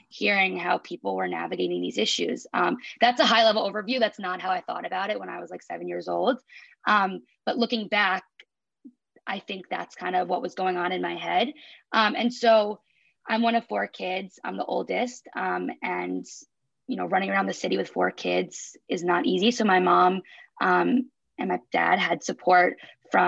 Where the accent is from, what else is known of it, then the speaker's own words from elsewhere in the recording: New York, United States; grew up in New York